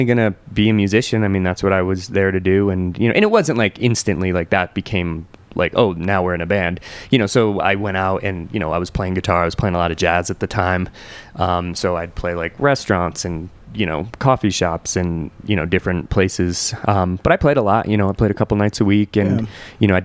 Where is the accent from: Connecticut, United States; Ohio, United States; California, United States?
Connecticut, United States; Bridgeport; I grew up in Bridgeport